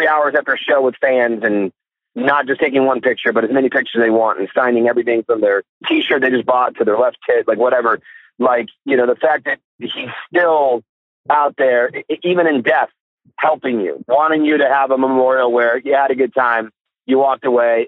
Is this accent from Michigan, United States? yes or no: yes; Kalamazoo, Michigan, United States; moved away; Kalamazoo, Michigan, my hometown